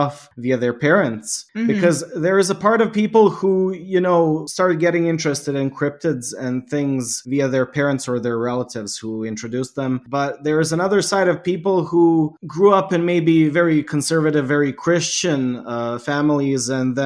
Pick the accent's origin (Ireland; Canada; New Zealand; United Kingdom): Canada; now in Bosnia and Herzegovina; I grew up in Canada, but I am from Bosnia and Herzegovina and I live in my homeland now. I spent my childhood in Canada